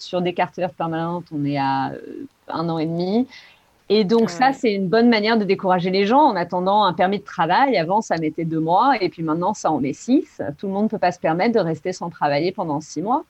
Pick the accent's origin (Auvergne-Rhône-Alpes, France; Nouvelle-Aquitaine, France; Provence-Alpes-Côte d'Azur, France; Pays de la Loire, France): Nouvelle-Aquitaine, France; Podensac; moved away as an adult; also born or lived in Los Angeles, United States / Spain; now in Santa Barbara, United States; je viens d'un petit village qui s'appelle Podensac, dans le sud-ouest de la France